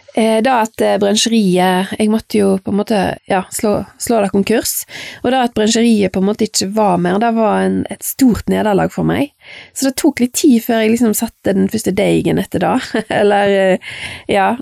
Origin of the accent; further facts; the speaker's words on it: Fitjar, Vestland, Norway; jeg vokste opp på Fitcha Jeg er født i 1971